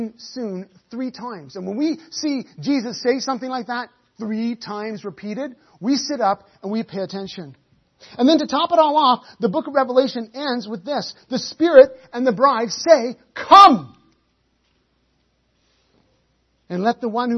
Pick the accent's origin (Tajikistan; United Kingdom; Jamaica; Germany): United Kingdom; I say that as a Brit